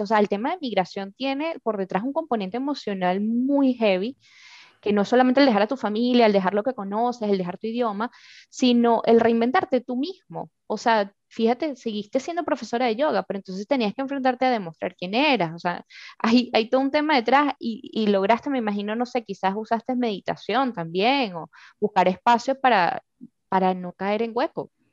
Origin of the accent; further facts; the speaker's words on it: Venezuela; moved away; las personas que vivimos en Venezuela, y hablo mucho de ellos porque, bueno, vengo de ahí